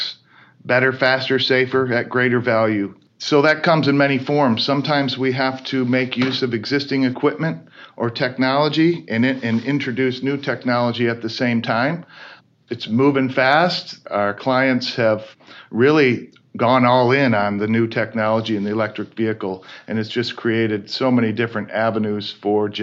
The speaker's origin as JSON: {"language": "English", "region": "Michigan", "country": "United States", "tie": "born or raised there", "said": "We grew up in Michigan, grew around the automotive industry"}